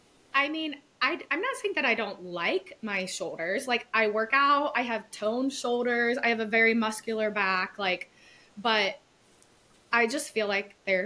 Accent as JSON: {"language": "English", "region": "the South", "country": "United States", "tie": "born or raised there", "said": "we grew up in the South"}